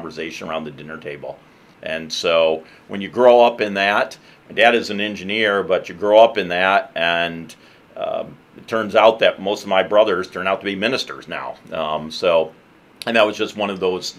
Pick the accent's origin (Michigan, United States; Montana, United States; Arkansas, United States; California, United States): Michigan, United States; Ottawa County, West; I grew up in West Michigan, grew up in Ottawa County, so have spent a good chunk, most of my life actually, in Ottawa County